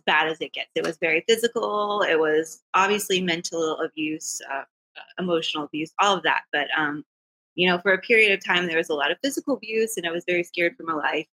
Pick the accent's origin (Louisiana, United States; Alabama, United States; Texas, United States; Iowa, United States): Texas, United States; South; moved away as an adult; also born or lived in Austin, Texas / northern New Jersey; I'm from Texas, originally from South Texas